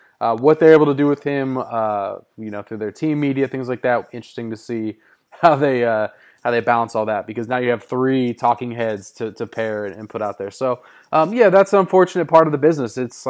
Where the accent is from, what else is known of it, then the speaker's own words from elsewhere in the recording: Bay Area, California, United States; when I was growing up in the Bay Area.